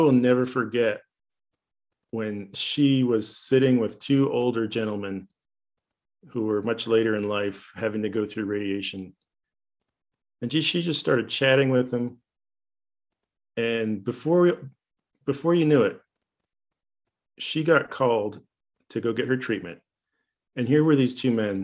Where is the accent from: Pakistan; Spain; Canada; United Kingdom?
Canada; moved away as an adult; also born or lived in Paraguay; now in United States; I was from Canada